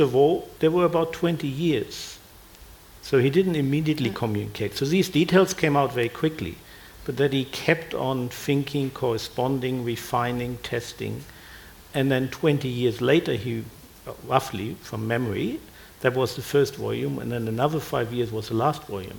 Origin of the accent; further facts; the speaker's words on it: Germany; now in Australia; I grew up in Germany